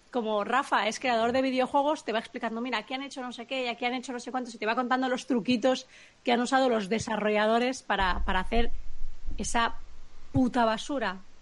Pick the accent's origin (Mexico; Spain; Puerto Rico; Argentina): Spain; Catalonia; como catalanes que, que, que, residimos aquí, que trabajamos en la industria